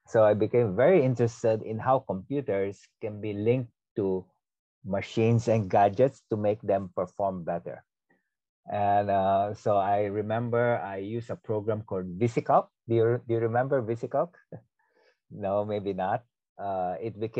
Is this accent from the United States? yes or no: no; Philippines; moved away as an adult; now in Singapore; growing up in the Philippines